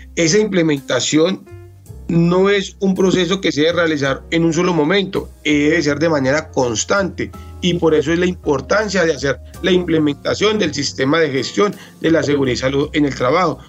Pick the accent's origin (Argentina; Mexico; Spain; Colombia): Colombia; Calarcá, Quindío; also born or lived in Armenia, Colombia; yo soy del departamento del Quindío, oriundo nacido en la municipalidad de Calarcá